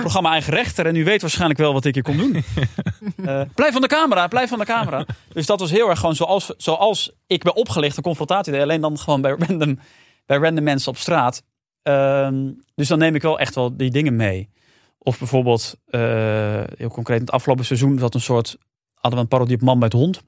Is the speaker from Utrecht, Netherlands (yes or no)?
yes; Amersfoort, Utrecht, Netherlands; Ik kwam uit Amersfoort